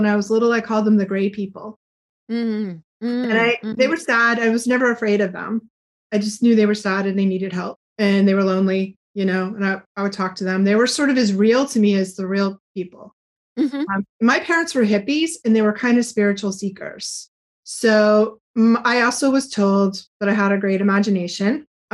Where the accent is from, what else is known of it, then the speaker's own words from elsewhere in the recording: New England, United States; I'm from New England, so it's really hard for me to talk without swearing